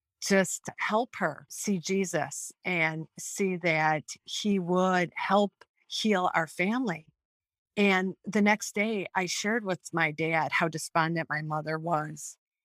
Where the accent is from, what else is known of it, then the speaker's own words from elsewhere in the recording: Royal Oak, Michigan, United States; So I was born and raised in Royal Oak, Michigan.